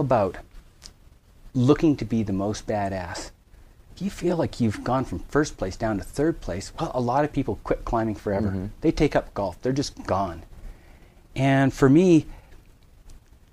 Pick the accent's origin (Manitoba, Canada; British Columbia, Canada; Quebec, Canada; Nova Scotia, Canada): British Columbia, Canada; Vancouver Island, Western Canada; Western Canada, Vancouver Island.